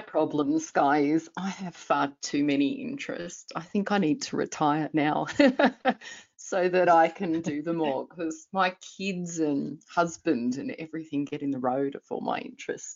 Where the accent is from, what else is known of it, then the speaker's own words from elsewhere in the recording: Sydney, New South Wales, Australia; moved away as an adult; also born or lived in Northern Territory; now in Armidale, Australia; I grew up in Sydney